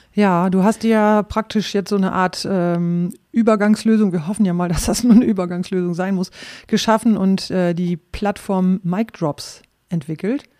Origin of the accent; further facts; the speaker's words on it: East Frisia, Lower Saxony, Germany; moved away as an adult; ich stamme aus Ostfriesland.